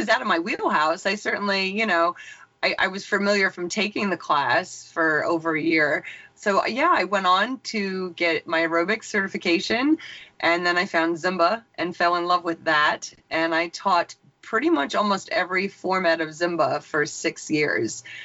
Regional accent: Long Island, New York, United States; moved away as an adult; now in Eastern Pennsylvania, United States; I'm originally from Long Island, New York. I live in Eastern Pennsylvania now

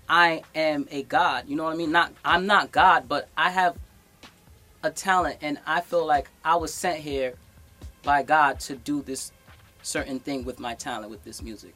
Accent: New York City, New York, United States; I'm from the Bronx. This is where hip hop started, and as a Bronxite

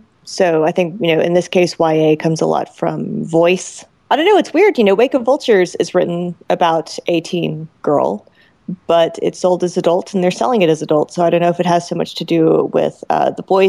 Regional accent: Roswell, Georgia, United States; my hometown. So like if you go to Roswell, Georgia

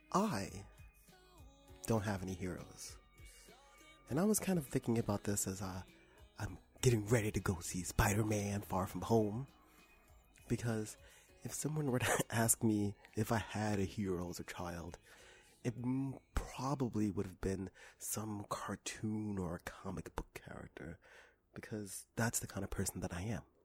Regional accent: New York City, New York, United States; when I was a child, I was raised in Harlem

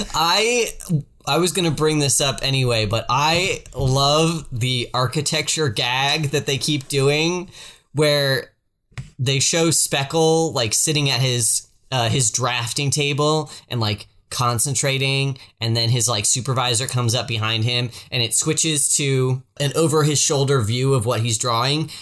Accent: the South, United States; I'm from the South

